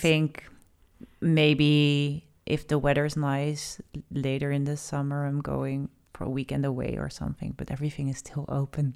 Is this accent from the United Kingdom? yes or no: no; Netherlands; we have quite, uh, the moving abroad nation.